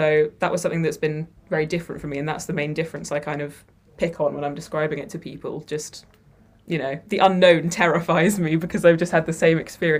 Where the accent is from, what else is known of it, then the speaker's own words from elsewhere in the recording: Jersey; now in Worcester, United Kingdom; Yes, correct.